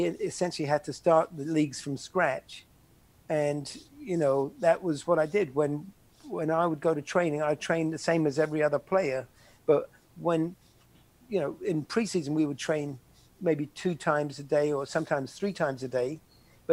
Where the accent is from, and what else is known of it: Slough, South East England, United Kingdom; born or raised there; moved away as an adult; also born or lived in Iran; now in United States